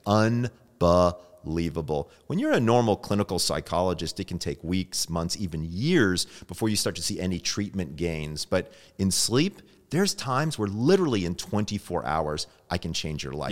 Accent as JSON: {"language": "English", "town": "Sandy Springs", "region": "Georgia", "country": "United States", "moved": "yes", "said": "I'm originally from Sandy Springs, Georgia"}